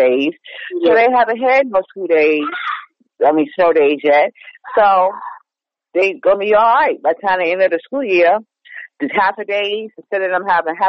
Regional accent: New York, United States; also born or lived in Chicago; now in Virginia, United States; I do miss living in New York with the snow, and I was born in Chicago

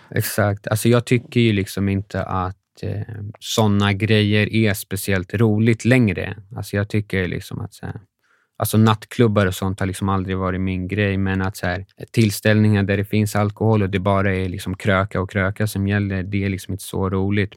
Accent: Sweden; vi var från Sverige

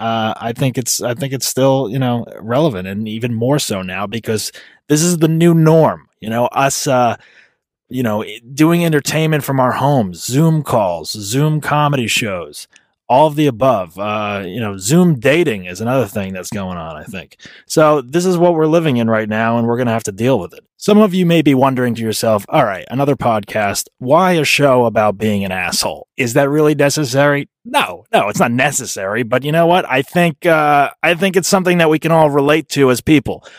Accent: New Jersey, United States; moved away; I'm originally from New Jersey

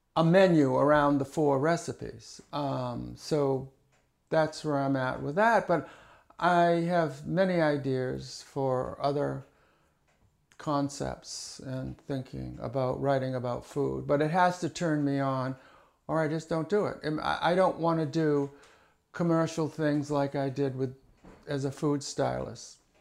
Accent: Hyannis, Massachusetts, United States; moved away as an adult; also born or lived in Chicago; I was born in Hyannis, Massachusetts, many years ago. I lived with my grandmother and grandfather and my, my aunt, my mother and father

